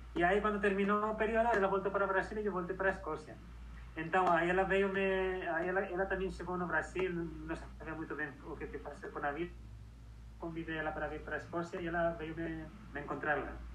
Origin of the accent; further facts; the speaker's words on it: Madrid, Community of Madrid, Spain; moved away as an adult; also born or lived in Segovia / Barcelona / Catalonia / Edinburgh; nací y me crié en Madrid, en España.